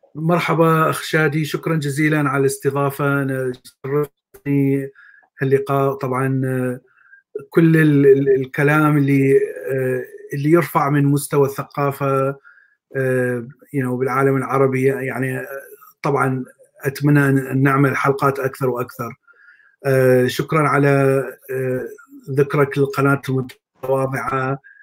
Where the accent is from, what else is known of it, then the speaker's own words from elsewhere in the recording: Baghdad, Baghdad Governorate, Iraq; moved away as an adult; also born or lived in Mosul / Jordan; now in United States; طبعا انا من بغداد أه، ولدت في بغداد